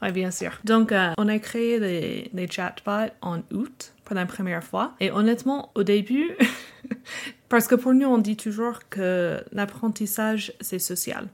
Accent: United States; accent: American; first language English; French is a second language; also born or lived in Normandy, France / Dijon, France / Illinois; j'ai grandi aux États-Unis, monolingue

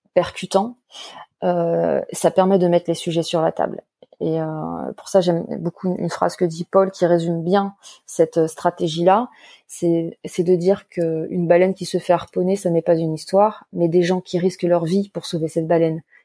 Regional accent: Paris suburbs, Île-de-France, France; je suis à la base euh, une enfant de la banlieue parisienne

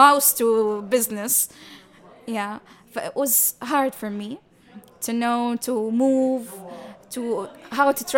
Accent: Libya; I am originally from Libya.

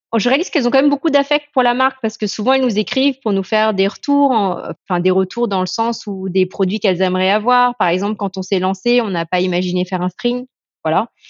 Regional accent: France; mon père est anglais et ma mère est chinoise hein, de Malaisie, mais, euh, mais j'ai grandi en France

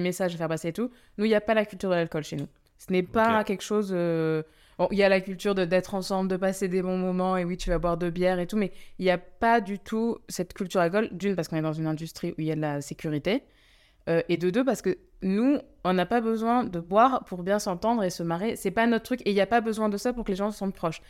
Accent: France; je suis d'origine, je suis française, mais je suis d'origine euh, indienne

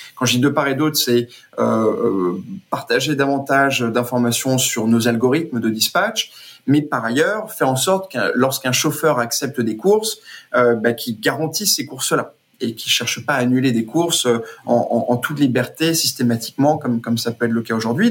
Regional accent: Brazil; moved away; j'ai passé toute mon enfance au Brésil

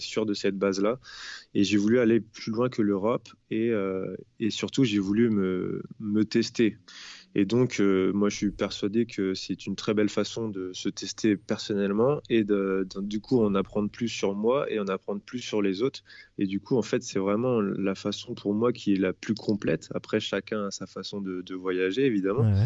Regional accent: France; chez nous, en France

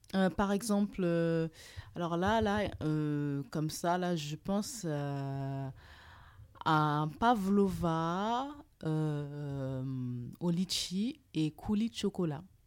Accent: Burkina Faso; moved away; also born or lived in Trouville, Normandy, France; Je suis originaire du Burkina Faso

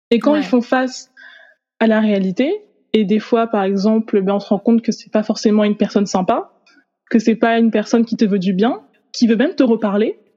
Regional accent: Haiti; now in France; Donc en fait, je peux pas oublier, on va dire, que je viens d'Haïti.

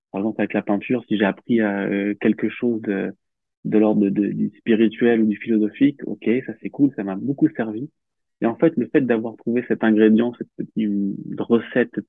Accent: Réunion, France; Alors j'ai grandi à la Réunion, à

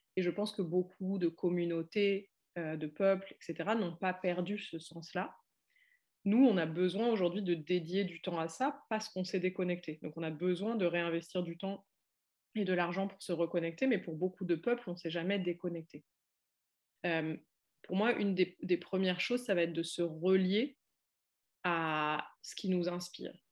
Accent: France; j'ai grandi en France

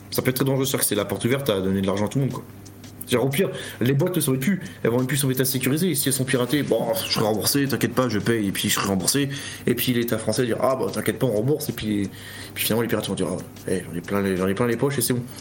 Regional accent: France; si on fait ça, nous, en tant que Français, les, les, les pirates vont venir dire Ah, venez voir les Français

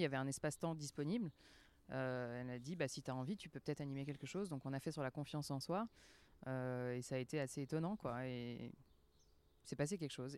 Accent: France; moved away; also born or lived in Geneva, Switzerland / Lausanne, Switzerland; je suis française quand même

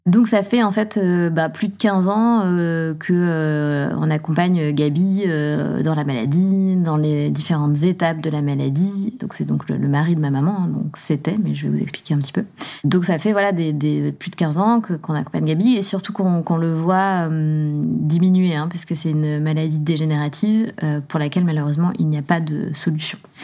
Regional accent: southern France, France; also born or lived in Besançon, Bourgogne-Franche-Comté, France; je viens de Besançon. On a déménagé dans le sud de la France pour partir habiter avec mon beau-père. Donc, j'avais quoi J'avais 6 ans

